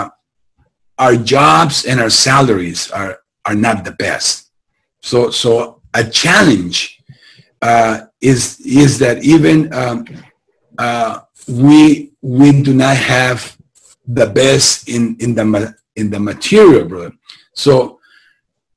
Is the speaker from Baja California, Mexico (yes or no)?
yes; Tijuana, Baja California, Mexico; moved away as an adult; now in Southern California, United States; I come from Tijuana.